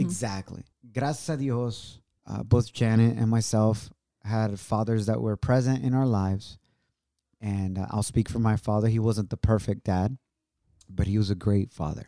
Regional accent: Ocotlán, Jalisco, Mexico; moved away; it's about an hour away from Ocotlán, which is my hometown

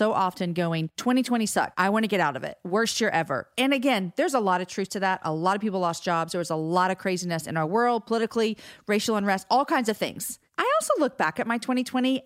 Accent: Austin, Texas, United States; right here in my hometown

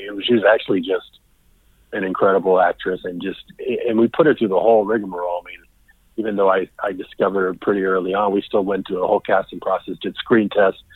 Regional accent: United States; I'm Mexican American

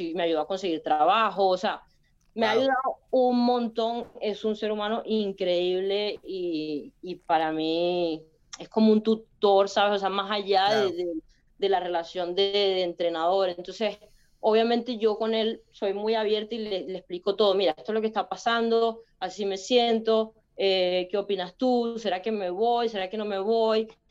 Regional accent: Venezuela; moved away; also born or lived in Spain; otro venezolano

